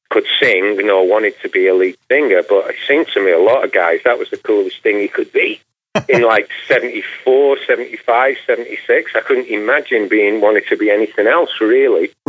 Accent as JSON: {"language": "English", "town": "Manchester", "region": "North West England", "country": "United Kingdom", "tie": "born or raised there", "lives_now": "Los Angeles, United States", "said": "Uh, Manchester was great, man. It was, uh, you know, it was, it was, a fun town."}